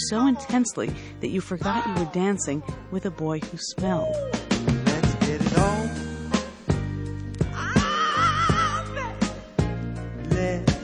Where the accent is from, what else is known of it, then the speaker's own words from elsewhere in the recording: Illinois, United States; I was from Illinois